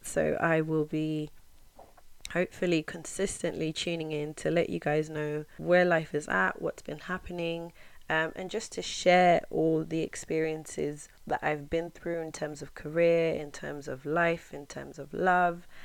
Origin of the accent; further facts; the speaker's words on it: England, United Kingdom; also born or lived in Zimbabwe; I am from Zimbabwe, growing up in England. I've been in England since I was nine